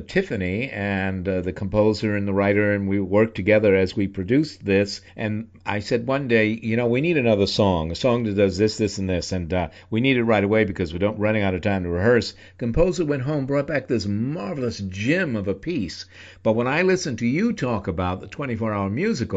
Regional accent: New York City, New York, United States; I'm a New Yorker

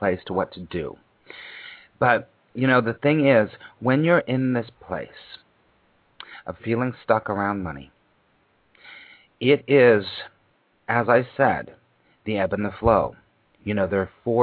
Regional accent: Los Angeles, California, United States; now in New York, United States; I moved to New York, because I grew up in Los Angeles

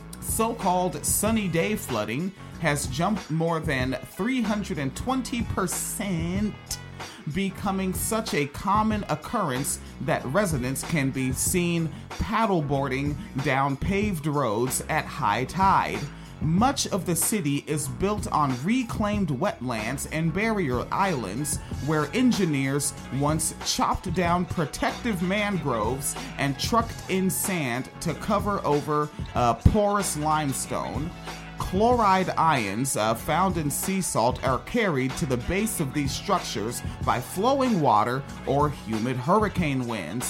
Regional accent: United States; I am an American. I'm proud to be an American

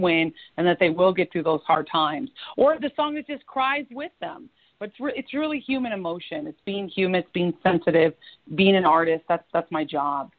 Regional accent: Florida, United States; also born or lived in New York / Washington, D.C.; now in Los Angeles, United States; my hometown of Florida. I moved there as a kid and have a lot of family in Florida

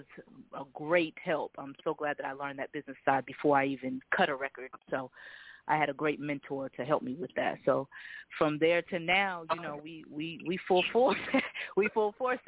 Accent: Boston, Massachusetts, United States; moved away; I'm originally from Boston

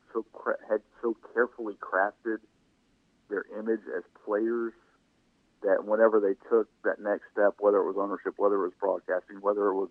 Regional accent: Shreveport, Louisiana, United States; now in Natchitoches, United States; where I grew up in Shreveport

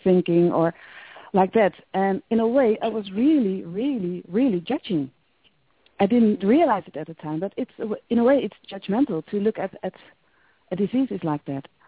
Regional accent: near Utrecht, Netherlands; I was born near Utrecht, so I really know the place.

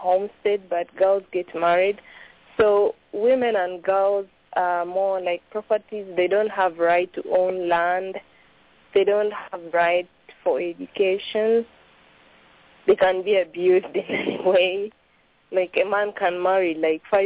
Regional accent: Tororo, Eastern Region, Uganda; I come from eastern Uganda, bordering Kenya. I come from Tororo.

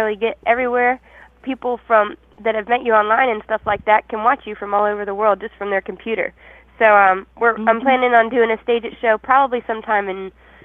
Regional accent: Williamsburg area, Virginia, United States; moved away; I grew up around that area

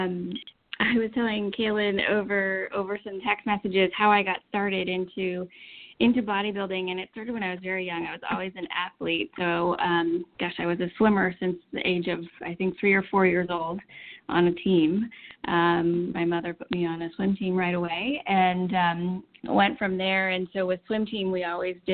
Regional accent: Pennsylvania, United States; now in Texas, United States; I grew up in a small town in Pennsylvania

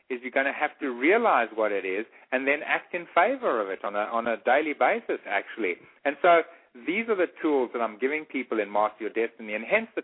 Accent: Eswatini; moved away; the area I grew up in, which is I grew up in Swaziland

